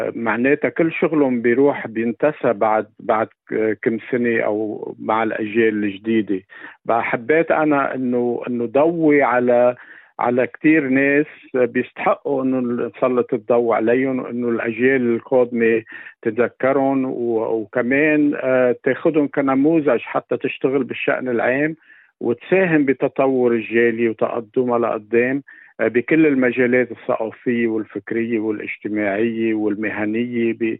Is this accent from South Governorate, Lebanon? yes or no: no; Ehden, North Governorate, Lebanon; moved away as an adult; now in Australia; لبنان آه مسقط رأسي آه اهدن صغرتها